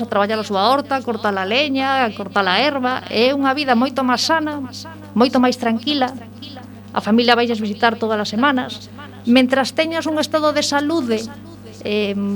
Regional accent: A Coruña, Galicia, Spain; also born or lived in Lugo; son, son da Coruña

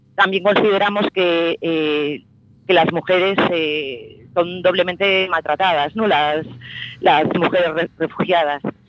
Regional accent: A Coruña, Galicia, Spain; soy de Coruña

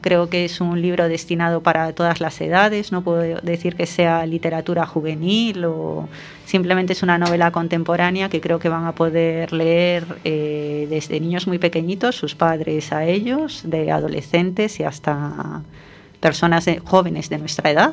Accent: A Coruña, Galicia, Spain; me siento coruñesa por encima de todo

